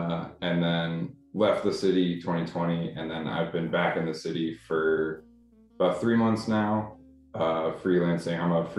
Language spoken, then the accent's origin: English; Columbus, Ohio, United States; moved away as an adult; now in New York City, United States; I'm from Columbus, Ohio.